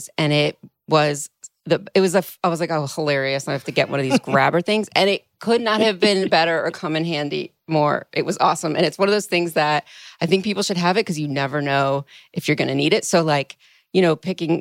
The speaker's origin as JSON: {"language": "English", "town": "Philadelphia", "region": "Pennsylvania", "country": "United States", "said": "I'm from Philadelphia"}